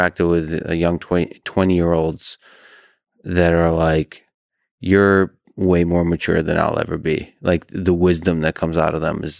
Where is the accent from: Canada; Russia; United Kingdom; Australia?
Russia; So I grew up in Russia and experienced a lot of New Year's in Russia.